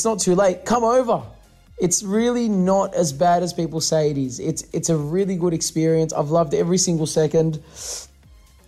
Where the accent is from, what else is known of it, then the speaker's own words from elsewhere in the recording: Australia; we come from Australia. We're used to this heat. In summer, our summer gets up to like 42 degrees